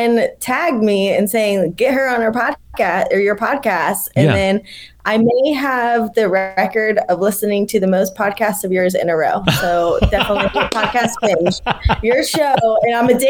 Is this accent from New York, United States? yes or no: no; Ocala, Florida, United States; moved away as an adult; also born or lived in Tallahassee, Florida / Telluride, Colorado; now in Asheville, United States; I grew up in a little town, Ocala, Florida, kind of smack dab in the middle of the state